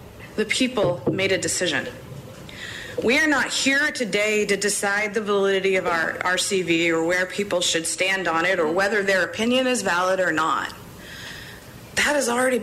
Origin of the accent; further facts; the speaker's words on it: Bethel, Maine, United States; from Bryant Pond, my hometown in Bethel